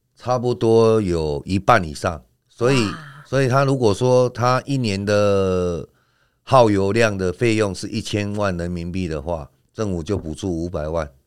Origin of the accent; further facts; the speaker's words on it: Xiaoliuqiu, Pingtung County, Taiwan; 其实我们小琉球人第一代都是接触语乐比较多